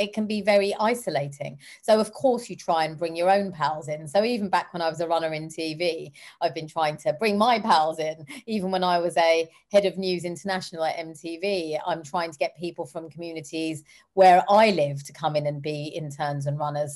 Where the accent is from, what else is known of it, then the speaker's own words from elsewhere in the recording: London, United Kingdom; I come from South Hall and Harlesden, where black, brown, and white people live together in harmony